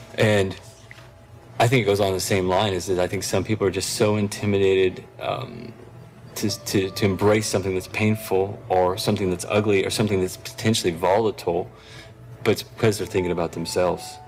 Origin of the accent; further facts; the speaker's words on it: Tulsa, Oklahoma, United States; I'm from Tulsa, Oklahoma